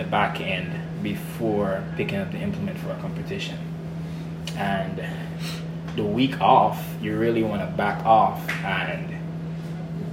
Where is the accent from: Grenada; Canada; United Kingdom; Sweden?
Grenada; growing up in Grenada, it's all about pride, it's all about identity and culture in my country